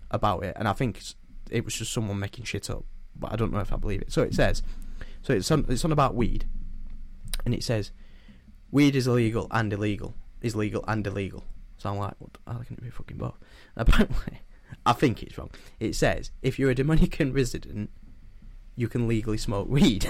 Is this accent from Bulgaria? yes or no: no; Yorkshire and the Humber, United Kingdom; I'm a Yorkshireman